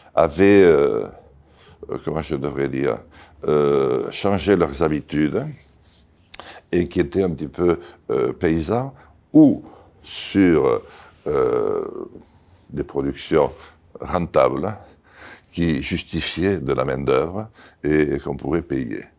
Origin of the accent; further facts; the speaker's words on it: Béarn, Nouvelle-Aquitaine, France; first language Béarnais; French is a second language; J'y suis né. Et j'y suis né, j'y ai grandi